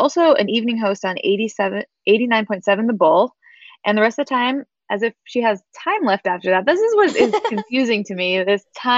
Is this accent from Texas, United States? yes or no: no; Corvallis, Oregon, United States; I grew up in Corvallis